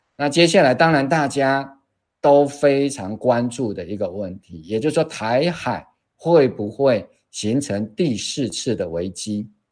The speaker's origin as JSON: {"language": "Chinese", "region": "Kaohsiung", "country": "Taiwan", "said": "我们对。高雄人"}